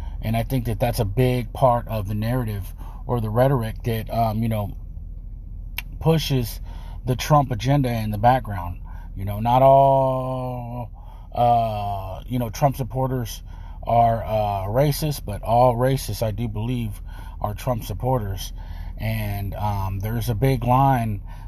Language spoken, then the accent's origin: English; Texas, United States; I'm from Texas